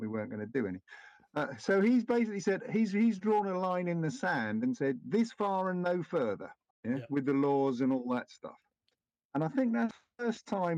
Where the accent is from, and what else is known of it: United Kingdom